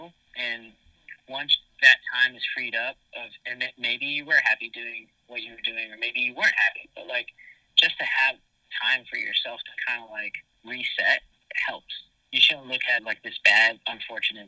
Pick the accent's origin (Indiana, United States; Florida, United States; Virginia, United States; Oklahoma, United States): Florida, United States; Miami; now in New York, United States; I'm from Miami